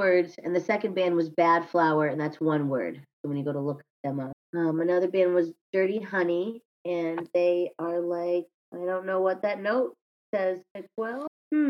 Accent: Chicago, Illinois, United States; accent: Chicago; That's my Chicago accent.

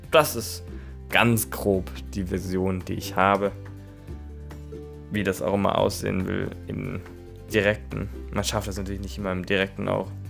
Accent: Neckarhausen, Baden-Württemberg, Germany; ich komme aus Neckarhausen, habe ein FSJ in Offenburg im katholischen Jugendbüro gemacht

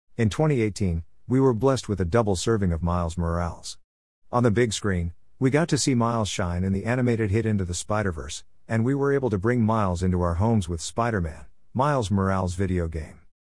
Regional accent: Philadelphia, Pennsylvania, United States; I'm Puerto Rican. I'm from Philly

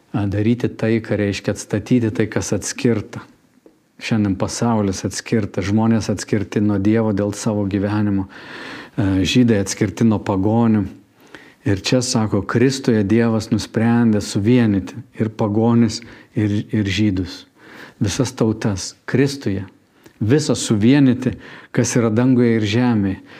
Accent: Lithuania; Mes visų pirma esam dangaus piliečiai, tik po to esam lietuviai

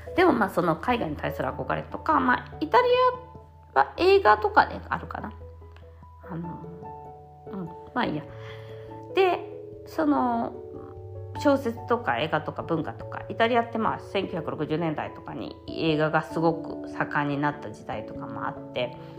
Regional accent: Japan; first language Japanese; moved away as an adult; now in Italy; 私の感情っていうのを学んだのは日本語で学んだ

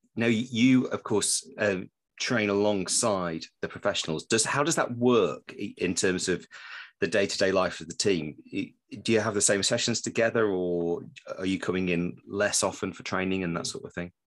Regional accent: Preston, North West England, United Kingdom; moved away; I grew up in Preston

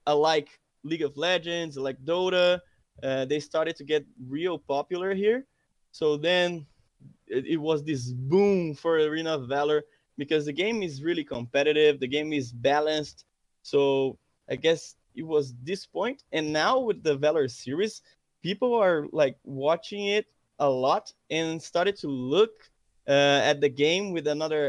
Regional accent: Brazil; also born or lived in São Paulo; I'm from Brazil

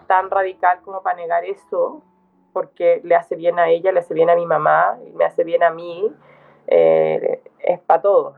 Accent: Santiago, Santiago Metropolitan Region, Chile; moved away as an adult; also born or lived in southern Chile / England; now in Valdivia, Chile; yo crecí en Santiago, crecí mm. la mitad del tiempo en el sur, la mitad del tiempo en Santiago, pero yo fui al, fui al colegio en Santiago

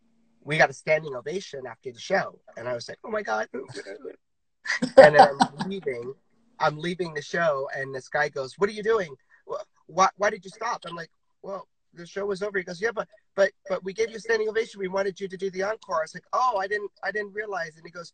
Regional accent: Virginia, United States; now in Los Angeles, United States; I came out to LA and danced in LA because I came from Virginia

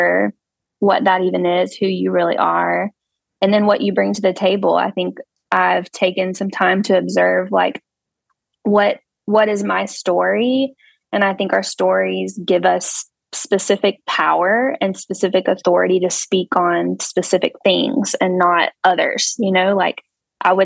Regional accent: Anderson, South Carolina, United States; I'm from Anderson, South Carolina, where we currently reside

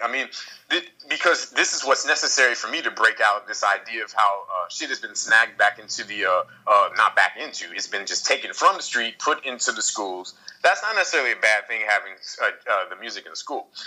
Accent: Kansas City, Missouri, United States; moved away as an adult; also born or lived in New York City, United States; now in Paris, France; life was uh was an interesting time growing up in Kansas City

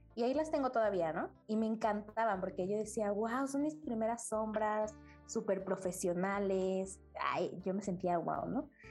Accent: State of Mexico, Mexico; now in Mexico City, Mexico; yo nací en el Estado de México, actualmente vivo en la Ciudad de México

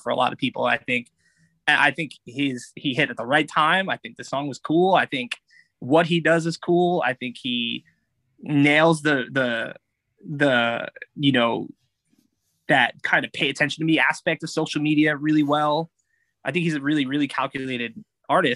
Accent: New York, United States; growing up in New York

